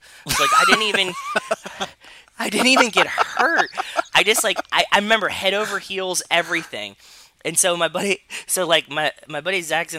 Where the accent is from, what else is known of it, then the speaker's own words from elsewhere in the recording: Pittsburgh, Pennsylvania, United States; moved away; also born or lived in Connecticut; I grew up in Pittsburgh